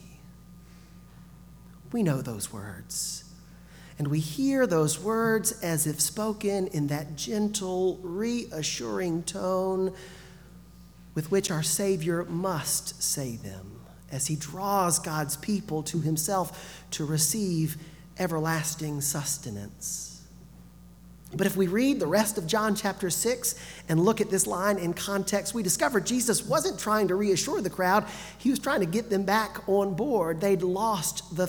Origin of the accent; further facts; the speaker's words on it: Gulf Coast, United States; moved away; also born or lived in northern Alabama; I grew up on the Gulf Coast